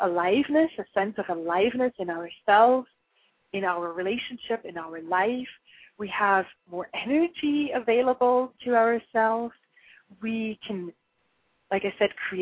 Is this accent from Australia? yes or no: no; Switzerland; moved away; I'm originally from Switzerland, and in Switzerland, I think it was the age of 7 or 8, I actually had to take a bicycling test.